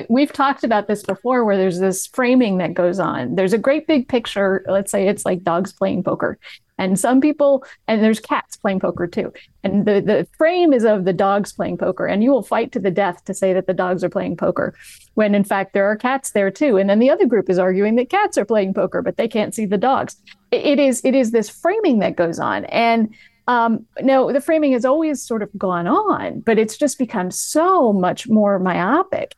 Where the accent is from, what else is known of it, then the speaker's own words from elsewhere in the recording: New England, United States; moved away as an adult; now in Los Angeles, United States; I moved to Los Angeles in twenty eighteen and I'm from New England